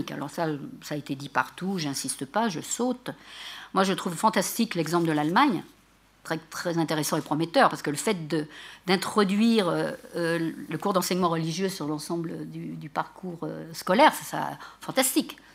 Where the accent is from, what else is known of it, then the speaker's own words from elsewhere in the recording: Morocco; c'est parce que je suis marocain, je suis maléquite